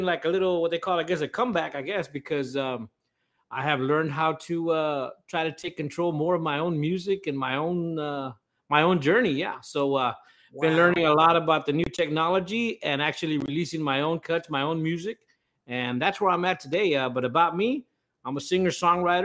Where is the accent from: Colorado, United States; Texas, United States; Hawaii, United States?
Texas, United States; Robstown; I am from Robstown, Texas